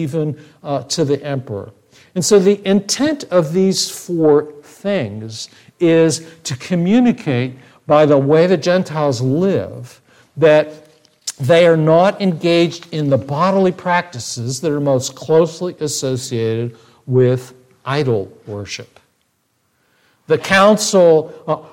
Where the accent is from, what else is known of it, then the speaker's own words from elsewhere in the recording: United States; I speak to you as an American